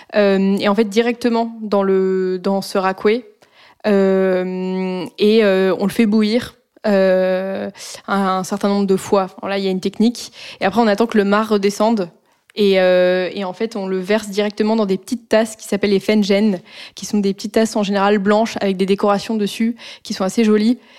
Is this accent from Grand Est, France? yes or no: no; Annecy, Auvergne-Rhône-Alpes, France; J'ai grandi à Annecy